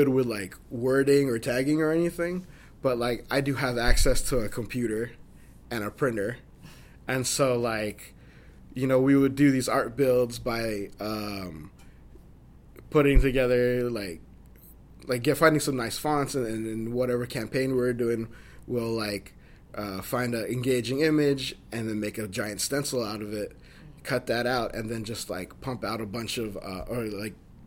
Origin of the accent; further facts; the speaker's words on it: Pittsburg, California, United States; I'm from the East Bay. I grew up in Pittsburgh, California